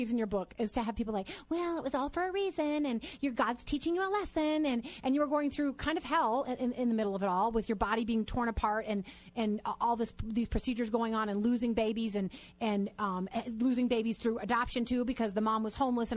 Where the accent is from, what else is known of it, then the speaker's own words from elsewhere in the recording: Minnesota, United States; I grew up in Minnesota